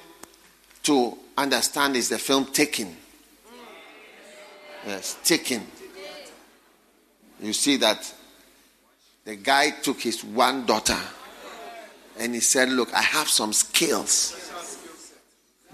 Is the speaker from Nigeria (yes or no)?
no; Ghana; when I grew up in Ghana